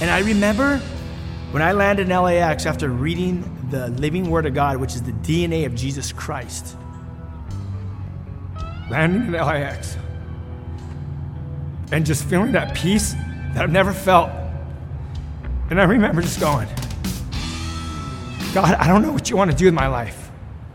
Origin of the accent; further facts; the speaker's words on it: Los Angeles, California, United States; I grew up in Los Angeles, California